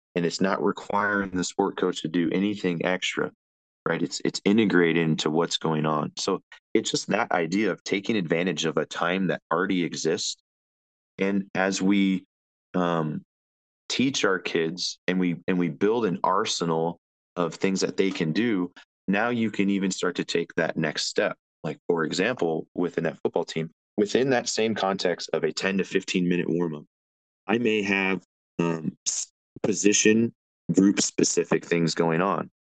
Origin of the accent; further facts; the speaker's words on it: Las Vegas, Nevada, United States; moved away as an adult; also born or lived in San Diego; I grew up in Las Vegas, Nevada.